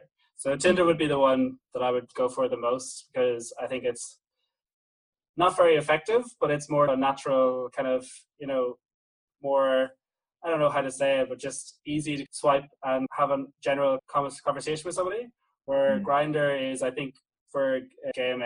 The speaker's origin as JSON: {"language": "English", "region": "Northern Ireland", "country": "United Kingdom", "also_born_or_lived": "Berlin", "moved": "yes", "lives_now": "Australia", "said": "I'm from Northern Ireland"}